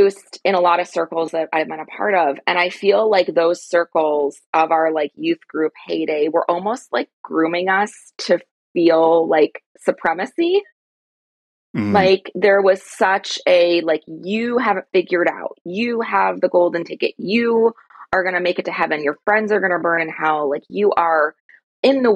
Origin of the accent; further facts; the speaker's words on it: outside of Chicago, Illinois, United States; I grew up outside of Chicago